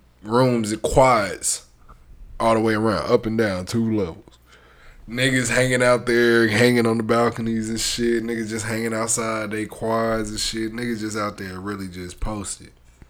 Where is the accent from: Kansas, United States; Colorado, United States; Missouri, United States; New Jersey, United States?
Kansas, United States; Coffeyville; I'm from Coffeyville.